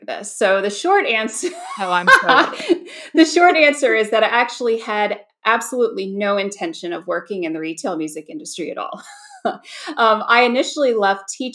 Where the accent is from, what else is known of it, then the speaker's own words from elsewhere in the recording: Georgia, United States; moved away as an adult; now in Virginia, United States; upon moving back home to my home state of Georgia, I'm actually from Georgia